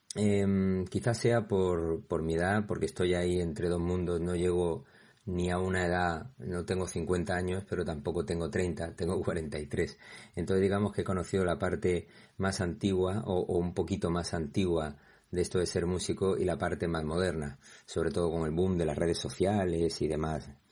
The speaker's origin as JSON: {"language": "Spanish", "town": "Torremolinos", "region": "Andalusia", "country": "Spain", "said": "yo que soy de Málaga pero concretamente de Torremolinos"}